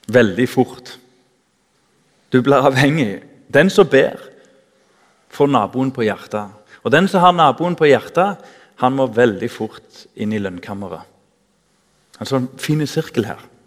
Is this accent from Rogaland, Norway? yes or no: yes; Tananger, Rogaland, Norway; Jeg husker i ungdomsforeninga hjemme i Tananger